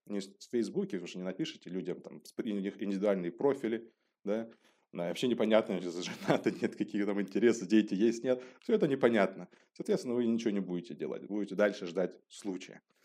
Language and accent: Russian; Elista, Kalmykia, Russia; moved away as an adult; also born or lived in Moscow, Russia / Düsseldorf, Germany; now in Germany; я родом из, из России, из города Элиста, это республика Калмыкия